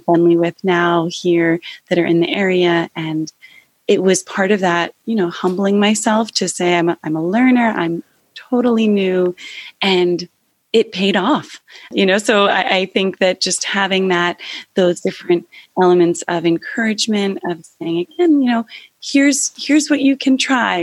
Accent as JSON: {"language": "English", "region": "New Jersey", "country": "United States", "tie": "born or raised there", "said": "I grew up about 45 minutes away, and I grew up in New Jersey."}